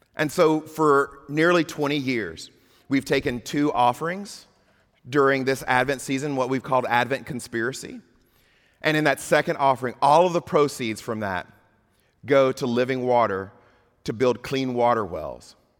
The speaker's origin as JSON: {"language": "English", "region": "Mississippi", "country": "United States", "moved": "yes", "said": "I'm from Mississippi"}